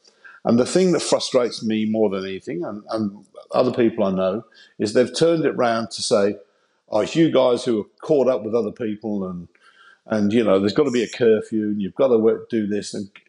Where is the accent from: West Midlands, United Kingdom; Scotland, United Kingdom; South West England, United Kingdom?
West Midlands, United Kingdom; Coventry; And I just thought this will be a good way of getting out of my hometown of Coventry.